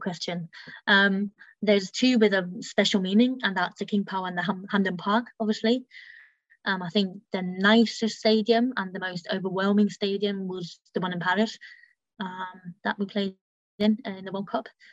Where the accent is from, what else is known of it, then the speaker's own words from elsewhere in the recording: Germany; now in Leicester, United Kingdom; I grew up in Germany